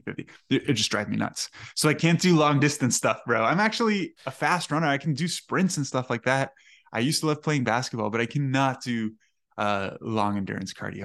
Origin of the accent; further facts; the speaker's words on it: Miami, Florida, United States; I grew up in Miami